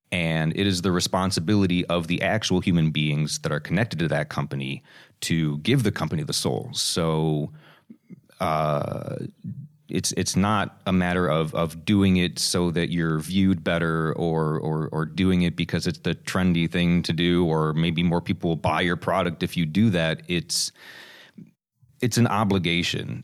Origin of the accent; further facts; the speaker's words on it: United States; being an American